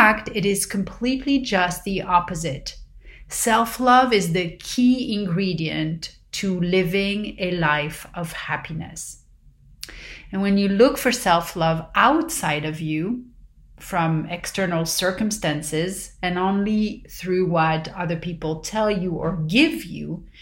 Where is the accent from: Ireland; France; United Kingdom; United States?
France; Paris, Île-de-France; growing up in Paris